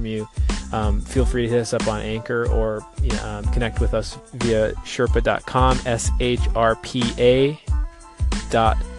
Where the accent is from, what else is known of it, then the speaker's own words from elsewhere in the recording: United States; moved away; my hometown, Fargo-Moorhead area, North Dakota, Minnesota